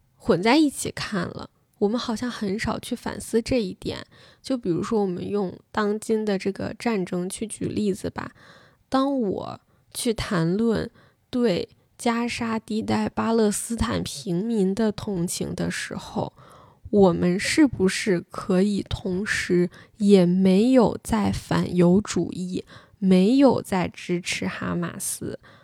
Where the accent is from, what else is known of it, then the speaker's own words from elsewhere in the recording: China; 我作为一个中国人